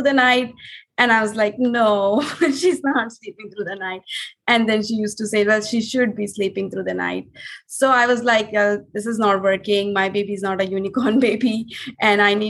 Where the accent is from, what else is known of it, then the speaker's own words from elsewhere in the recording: India; moved away as an adult; now in Miami, United States; we are originally from India. And we moved to Miami in 2017